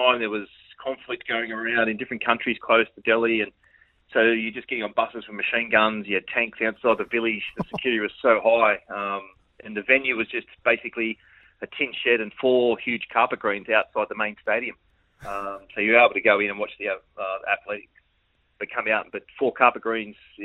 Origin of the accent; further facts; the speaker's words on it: Sydney, New South Wales, Australia; I'm from Sydney.